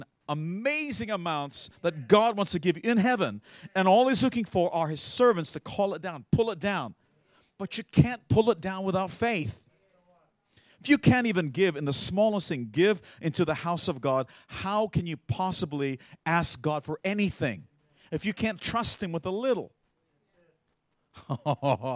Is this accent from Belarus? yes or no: no; Australia; I'm an Australian